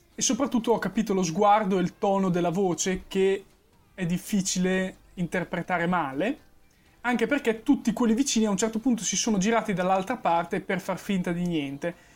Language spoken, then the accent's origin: Italian; Emilia-Romagna, Italy; sono emiliano